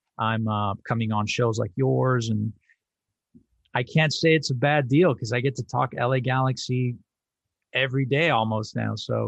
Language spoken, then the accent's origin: English; El Salvador; that's, you know, my home country's hero, a very first star that me and my family followed.